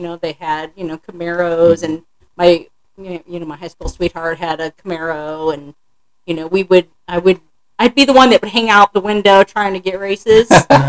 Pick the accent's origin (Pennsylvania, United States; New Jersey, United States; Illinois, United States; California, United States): Illinois, United States; East St. Louis; moved away as an adult; also born or lived in Collinsville, Illinois; now in Austin, United States; I was born in East St. Louis, Illinois. Illinois. Okay. And I went to high school in Collinsville, Illinois. Okay. And then I moved to Austin as soon as I graduated.